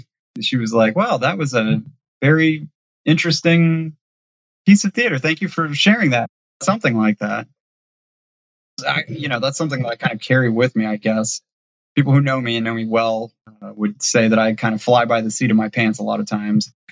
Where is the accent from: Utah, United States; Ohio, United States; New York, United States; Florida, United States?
Ohio, United States; now in Savannah, United States; I grew up in the Midwest in Ohio.